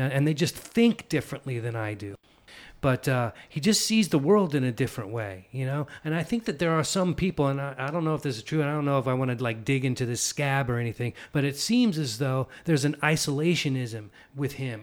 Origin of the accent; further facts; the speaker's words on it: San Leandro, California, United States; also born or lived in Oakland; Grew up in San Leandro in the East Bay